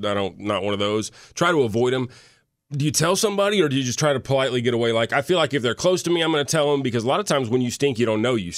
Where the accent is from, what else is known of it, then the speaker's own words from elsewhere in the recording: Midwest, United States; I'm from the Midwest